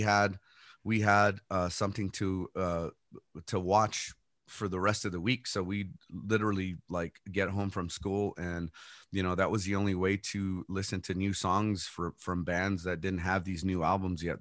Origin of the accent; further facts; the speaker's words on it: El Paso, Texas, United States; I was born and raised here in El Paso